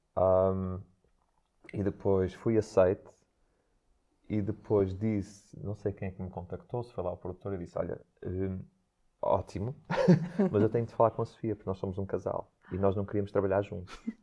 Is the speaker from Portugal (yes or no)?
yes; Santo Tirso, Porto District, Portugal; eu nasci aqui na Sudofeita